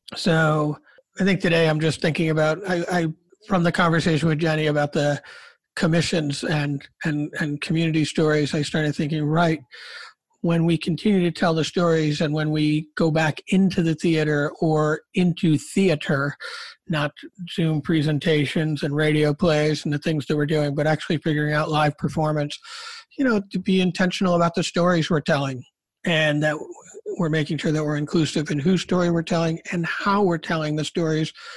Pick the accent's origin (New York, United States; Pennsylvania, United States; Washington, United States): New York, United States; Rochester; I'm from Rochester